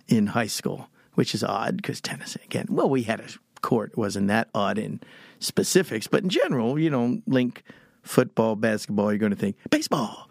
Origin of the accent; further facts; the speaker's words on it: Texas, United States; I'm from Texas and I talk, I talk funny.